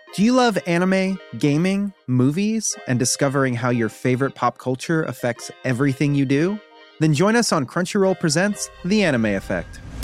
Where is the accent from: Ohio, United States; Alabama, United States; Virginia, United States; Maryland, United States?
Maryland, United States; Baltimore; now in Chicago, United States; I'm from Baltimore originally